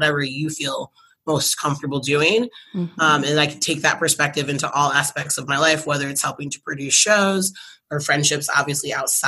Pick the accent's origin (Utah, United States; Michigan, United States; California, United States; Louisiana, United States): Michigan, United States; My mom actually moved out here for a snowbird winter because we're from Michigan.